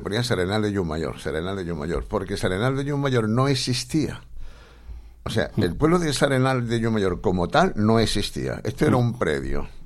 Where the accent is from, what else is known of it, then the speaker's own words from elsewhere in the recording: Córdoba, Andalusia, Spain; also born or lived in Bilbao; empezando por mí, que yo era de Córdoba, ¿no? Mm. Aunque no vine de Córdoba directamente, vino de Bilbao, ¿no?